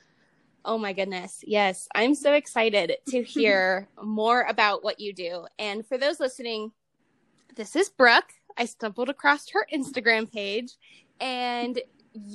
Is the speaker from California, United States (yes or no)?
no; Ohio, United States; moved away as an adult; also born or lived in Utah; now in Nevada, United States; I'm from Ohio originally.